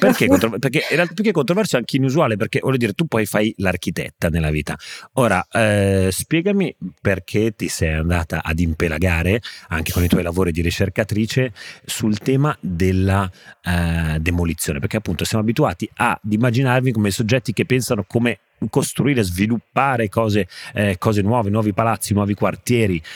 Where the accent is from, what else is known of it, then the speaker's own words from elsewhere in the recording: Genoa, Liguria, Italy; sono un genovese